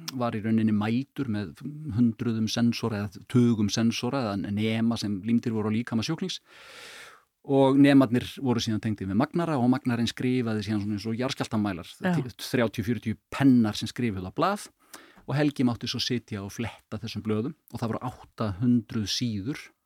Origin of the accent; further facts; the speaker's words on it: Kópavogur, Capital Region, Iceland; ég ólst upp í Kópavöunum